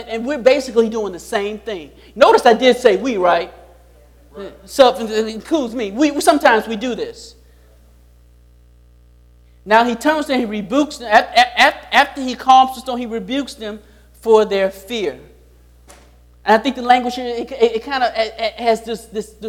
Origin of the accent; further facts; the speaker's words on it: Chicago, Illinois, United States; I grew up in Chicago